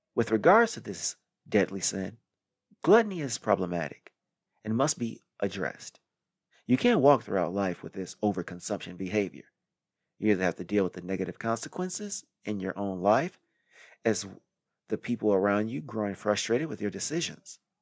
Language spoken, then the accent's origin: English; Midwest, United States; moved away; I came from the Midwest where people eat excessively without any too much exercise